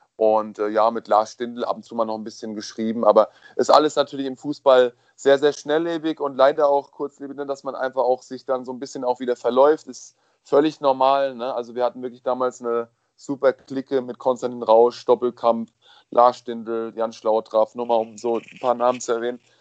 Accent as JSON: {"language": "German", "town": "Kaiserslautern", "region": "Rhineland-Palatinate", "country": "Germany", "tie": "born or raised there", "said": "in der Nähe von meiner Heimat, Kaiserslautern"}